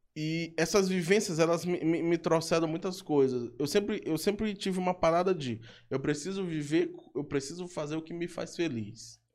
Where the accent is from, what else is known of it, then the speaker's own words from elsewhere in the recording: São Luís, Maranhão, Brazil; eu vim de São Francisco, salve pra galera de São Francisco. Então, São Francisco, no, no, quando, quando eu era guri, eu convivia com isso